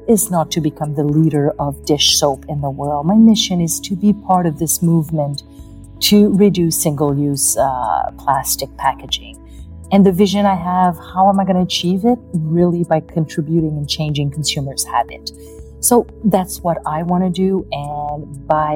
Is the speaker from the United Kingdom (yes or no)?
no; Canada